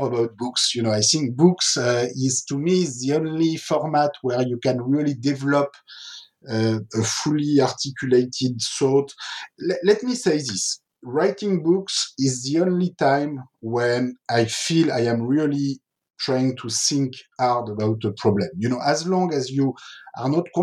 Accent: France; I grew up in France in the 1970s

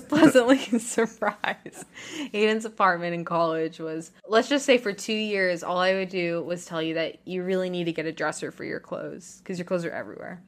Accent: Texas, United States; moved away as an adult; also born or lived in New York City; I grew up in Texas

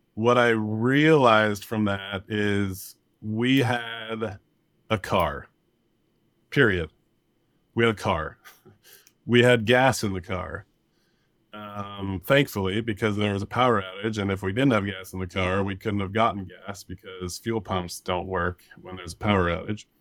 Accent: Thomas Fire area, California, United States; we were evacuated from a big fire in my hometown, the Thomas Fire, in twenty seventeen in December.

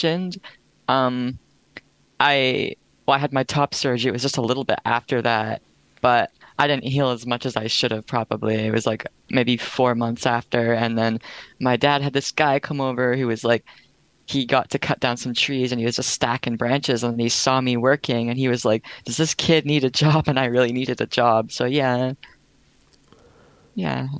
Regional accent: Sunshine Coast, British Columbia, Canada; I'm from the Sunshine Coast, so BC.

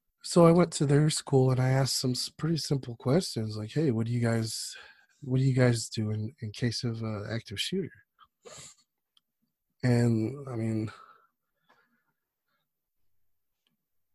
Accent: Whittier, California, United States; moved away as an adult; I grew up in Whittier

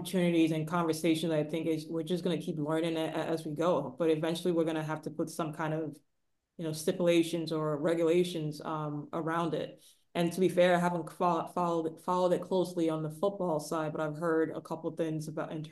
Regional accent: Nigeria; moved away; I grew up in the 90s too, but I was born in Nigeria

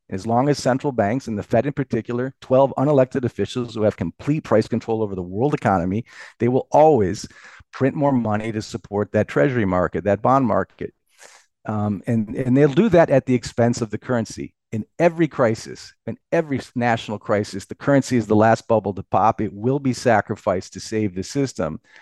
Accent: United States; proud as an American

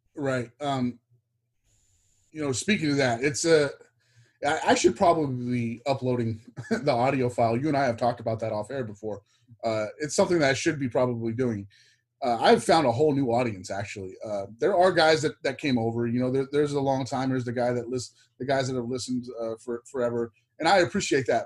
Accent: Texas, United States; lived growing up in Texas.

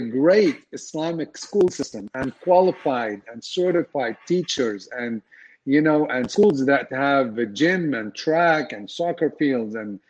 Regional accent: Dallas, Texas, United States; we are from North Dallas

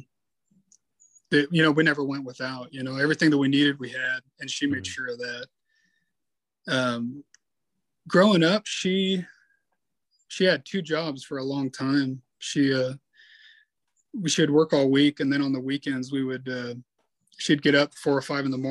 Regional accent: Yuma, Arizona, United States; also born or lived in Casa Grande, Arizona; I grew up in Yuma, Arizona. I was actually born in Casa Grande, but we moved to Yuma shortly after that.

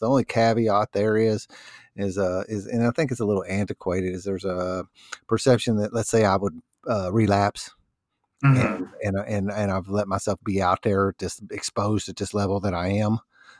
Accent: New Albany, Indiana, United States; born or raised there

